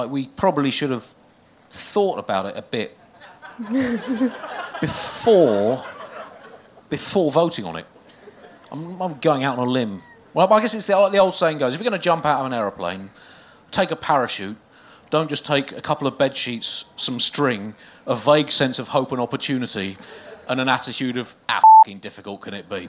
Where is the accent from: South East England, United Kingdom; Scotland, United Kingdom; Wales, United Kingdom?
South East England, United Kingdom; Tunbridge Wells; I grew up in Tunbridge Wells